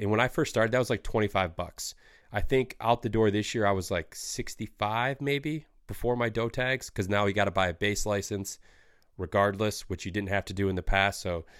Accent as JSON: {"language": "English", "region": "Michigan", "country": "United States", "tie": "born or raised there", "said": "Like growing up in Michigan, like I always, I didn't have a ton of time to do it with like sports and stuff like that."}